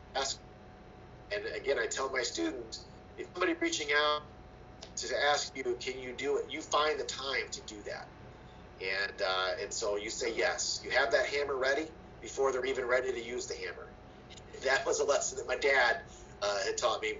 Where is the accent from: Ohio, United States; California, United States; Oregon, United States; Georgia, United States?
Ohio, United States; Fostoria; I'm from Fostoria, Ohio, and um, my parents worked like many did in, in, in the, in the Autolite spark plug plant there